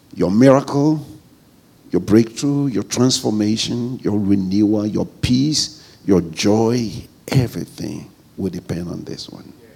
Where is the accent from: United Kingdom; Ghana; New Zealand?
Ghana; I bring you greetings from Ghana and uh, from my wife, Vivian.